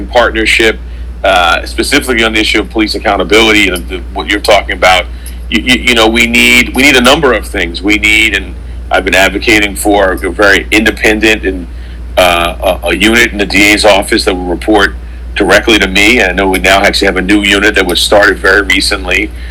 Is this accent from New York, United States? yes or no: yes; New York City, New York, United States; I grew up in Harlem, Central Harlem in the 80s